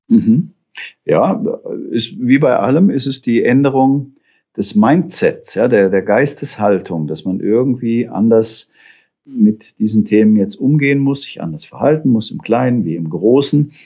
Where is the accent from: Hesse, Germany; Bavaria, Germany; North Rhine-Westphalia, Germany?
Hesse, Germany; da bin ich noch äh, Fahrrad gefahren als Junge auf der Autobahn im Hessischen